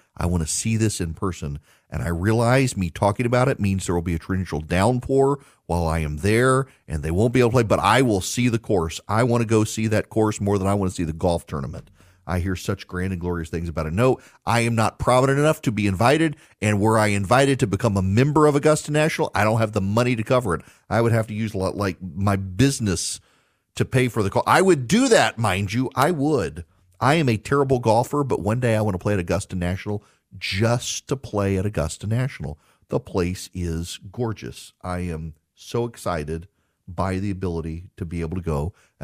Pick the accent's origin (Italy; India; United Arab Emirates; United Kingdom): United Arab Emirates; Dubai; so I grew up in Dubai.